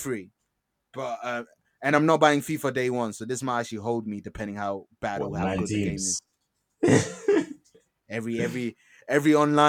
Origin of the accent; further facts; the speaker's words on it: North East England, United Kingdom; Tyneside. I grew up on Tyneside.